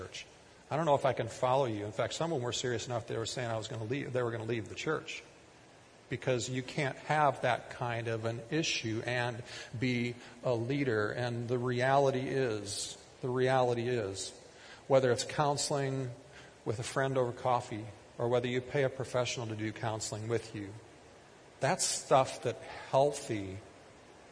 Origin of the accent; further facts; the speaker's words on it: Kiester, Minnesota, United States; growing up in Keister